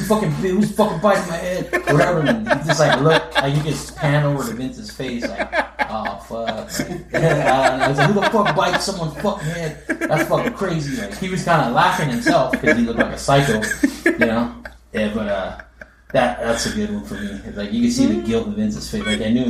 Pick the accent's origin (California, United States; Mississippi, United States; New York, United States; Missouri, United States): California, United States; Chula Vista; We're from Chula Vista.